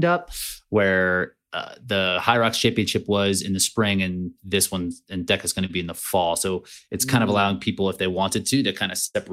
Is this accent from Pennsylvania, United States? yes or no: yes; Easton, Pennsylvania, United States; now in Colorado, United States; I live in Colorado now, and I grew up in like Eastern Pennsylvania